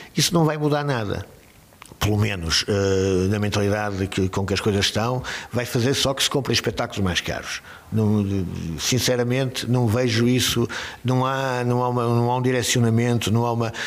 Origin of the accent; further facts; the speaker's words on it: Braga, Norte, Portugal; accent: bracarense; moved away as an adult; also born or lived in Lisbon / Paris; now in Braga, Portugal; Eu, se não fosse de Braga